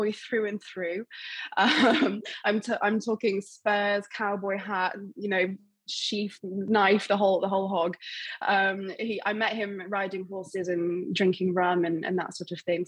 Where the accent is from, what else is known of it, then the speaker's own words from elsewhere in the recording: England, United Kingdom; also born or lived in London / Cuba; I'm from England. I'm not from Cuba, contrary to popular belief